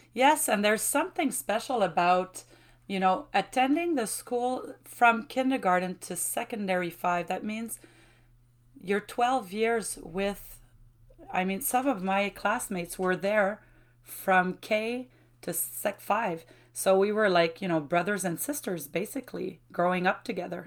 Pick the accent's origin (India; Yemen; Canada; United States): Canada; Shawinigan, Quebec; first language French; English is a second language; also born or lived in Trois-Rivières; I was born in Grand Mer. And this is where I grew up till, um, the age of nineteen